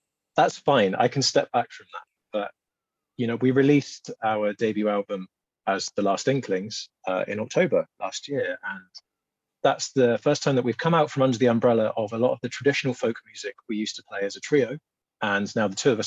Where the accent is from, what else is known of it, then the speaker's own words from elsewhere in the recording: England, United Kingdom; we're both from the South